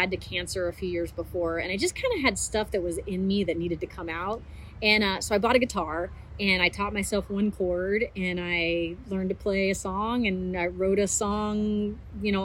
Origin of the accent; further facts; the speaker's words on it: Oregon, United States; also born or lived in Texas; now in Austin, United States; I was originally from Texas and moved away and grew up in Oregon and then moved back to Texas maybe 10 or 11 years ago and I'm living in Austin.